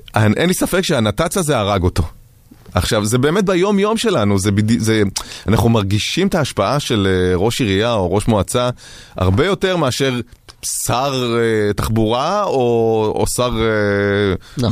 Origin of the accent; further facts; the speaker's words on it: Kiryat Ono, Tel Aviv District, Israel; במקום שבו גדלתי בקריית אונו